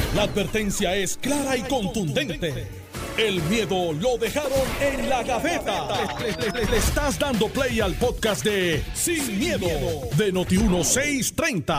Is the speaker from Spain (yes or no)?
no; Puerto Rico